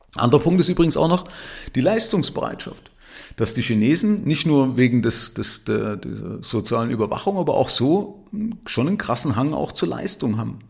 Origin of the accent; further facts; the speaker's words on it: Zwickau, Saxony, Germany; now in Nuremberg, Germany; von meiner Stadt Zwickau, da bin ich aufgewachsen